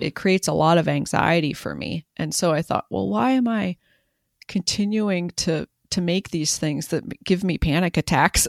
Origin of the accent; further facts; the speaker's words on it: rural Western Maryland, United States; I grew up in rural Western Maryland